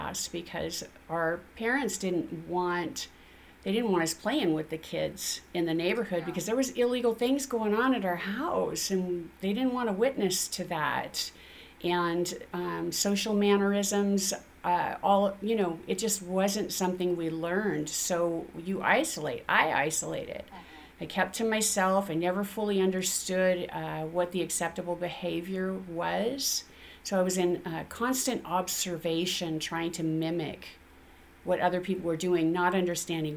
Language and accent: English; Spokane, Washington, United States; I grew up in Spokane to a very dysfunctional young couple who already had 2 sons